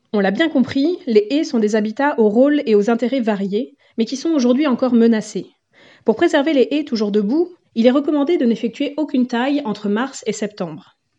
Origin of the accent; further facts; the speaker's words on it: Vienne, Nouvelle-Aquitaine, France; chez nous, dans la Vienne